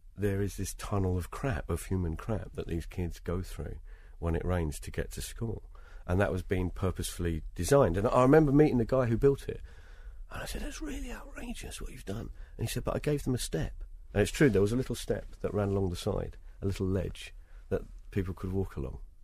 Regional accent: United Kingdom; I am British

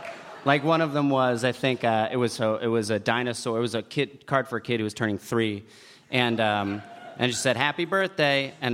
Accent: New Jersey, United States

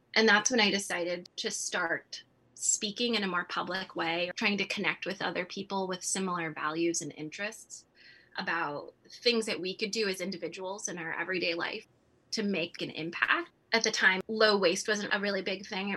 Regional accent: California, United States; moved away as an adult; now in Midwest, United States; I was born in California, which I think is a very far cry from where I am today, which is the middle of winter in the Midwest.

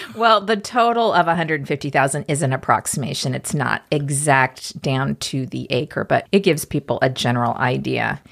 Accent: Topeka, Kansas, United States; growing up in Topeka, Kansas

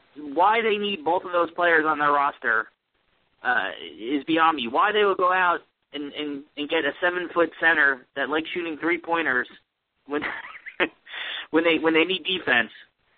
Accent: New Jersey, United States; my team was and kind of still is the New York Knicks growing up in Jersey.

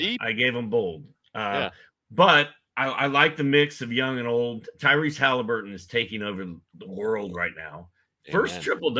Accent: Indianapolis, Indiana, United States; I'm from Indianapolis, so I'm sort of always been a Pacer fan, yeah.

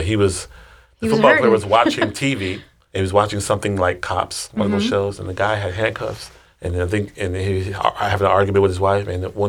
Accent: Texas, United States; I'm from Texas.

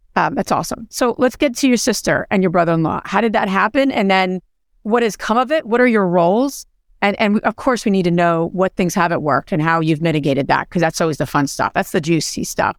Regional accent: New Jersey, United States; I'm from Jersey

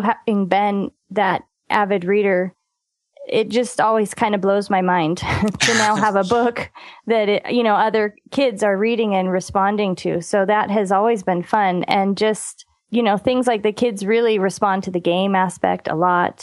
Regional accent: San Francisco Bay Area, California, United States; I grew up out in the San Francisco Bay Area in a suburb outside of San Francisco

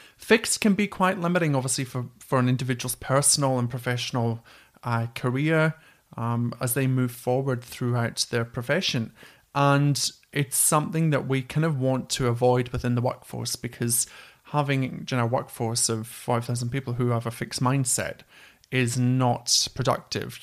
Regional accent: Scotland, United Kingdom; accent: Scottish; my dodgy Scottish accent

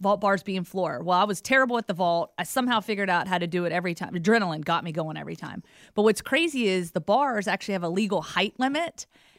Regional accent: Southern US, United States; Now, when I went to Rutgers, I was from the South.

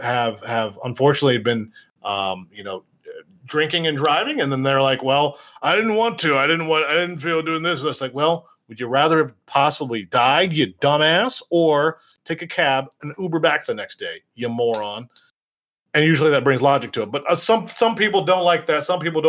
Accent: Michigan, United States; Mark knows. I'm from Michigan. Michigan's the same fucking way.

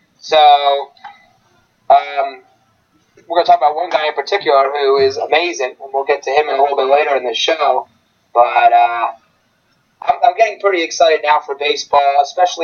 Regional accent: Philadelphia, Pennsylvania, United States; I'm from Philly.

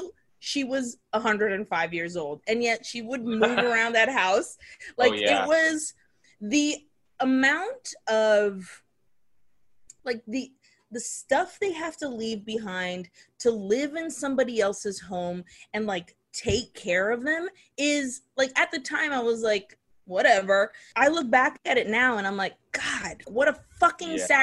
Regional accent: Nicaragua; moved away; when I was growing up in Nicaragua

